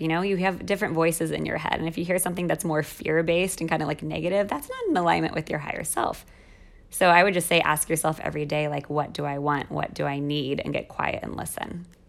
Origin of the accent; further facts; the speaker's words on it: United States; moved away as an adult; also born or lived in Mexico City, Mexico; now in Rome, Italy; as an American